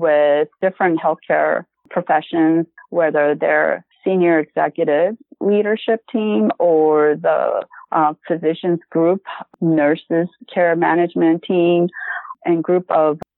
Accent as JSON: {"language": "English", "area": "South Bay", "region": "California", "country": "United States", "tie": "born or raised there", "also_born_or_lived": "San Diego County", "said": "I transferred to South Bay location. That's my hometown."}